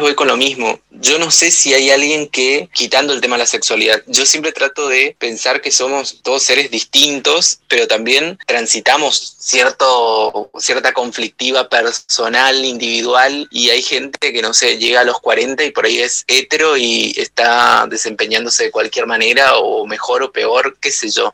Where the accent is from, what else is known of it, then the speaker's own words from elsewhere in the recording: Misiones, Argentina; Yo soy de Misiones, crecí en un pueblo en realidad muy chiquito